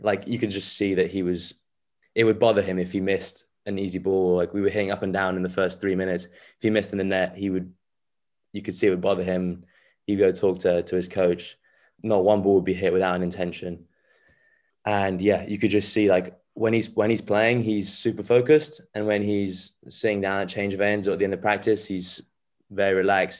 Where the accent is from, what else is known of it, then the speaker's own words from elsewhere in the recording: England, United Kingdom; also born or lived in France; they, they came here when I was six months old, so I feel very English by now.